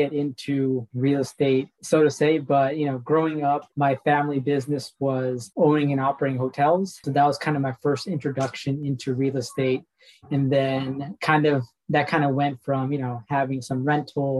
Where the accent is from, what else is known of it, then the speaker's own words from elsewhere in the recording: Kansas City, United States; I was born and raised in Kansas City, so right around Kansas City